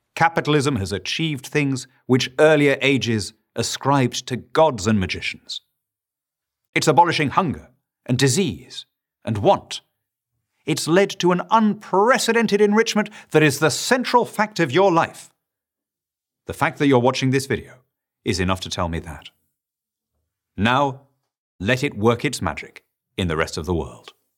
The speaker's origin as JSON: {"language": "English", "region": "Lima", "country": "Peru", "tie": "born or raised there", "moved": "yes", "said": "I grew up in Lima, Peru"}